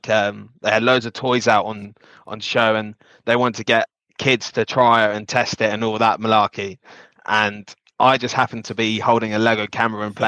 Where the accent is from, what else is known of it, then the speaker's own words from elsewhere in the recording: Slough, South East England, United Kingdom; also born or lived in Windsor; I grew up in Slough.